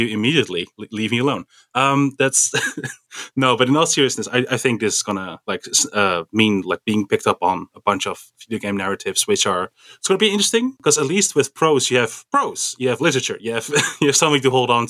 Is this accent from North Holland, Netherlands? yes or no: yes; Amsterdam, North Holland, Netherlands; I'm from Amsterdam.